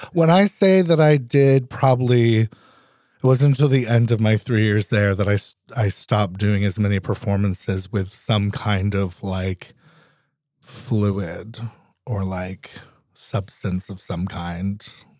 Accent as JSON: {"language": "English", "region": "New England", "country": "United States", "lives_now": "Alaska, United States", "said": "You know, we're all from New England originally and they loved it up here."}